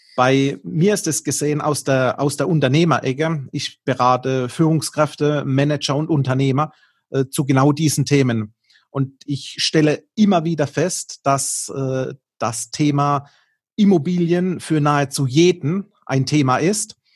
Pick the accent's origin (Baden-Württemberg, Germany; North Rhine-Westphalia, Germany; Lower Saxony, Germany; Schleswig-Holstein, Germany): Baden-Württemberg, Germany; accent: Baden dialect; unseren Dialekt, nämlich unsere badische Verbindung